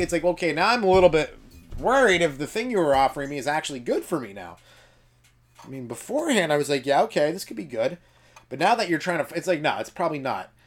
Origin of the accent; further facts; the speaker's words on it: England, United Kingdom; I'm English